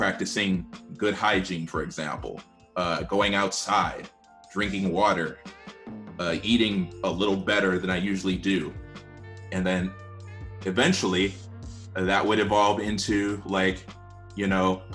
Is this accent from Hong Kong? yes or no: no; United States; I'm African American